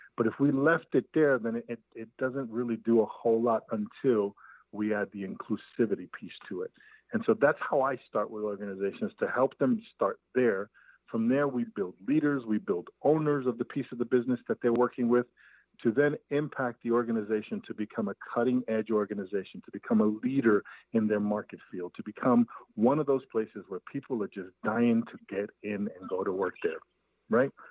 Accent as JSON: {"language": "English", "town": "New York City", "region": "New York", "country": "United States", "tie": "born or raised there", "said": "I grew up in Brooklyn, New York uh, in East New York, part of Brooklyn"}